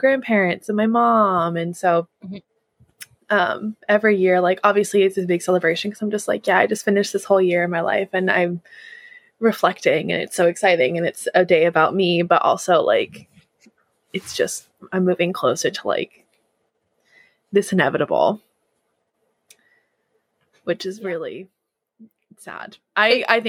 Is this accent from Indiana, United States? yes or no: no; Southern California, United States; also born or lived in New England / Washington State; now in Washington, United States; growing up in Southern California